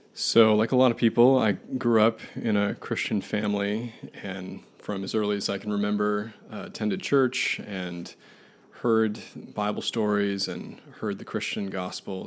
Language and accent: English; Buffalo, New York, United States; I grew up in Buffalo, New York, uh, fittingly born in a blizzard in January